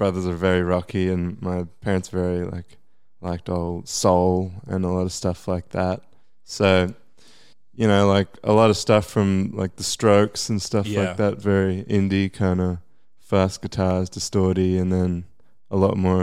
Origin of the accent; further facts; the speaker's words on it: Brisbane, Queensland, Australia; I'm from Brisbane. I just live out of at the Gap.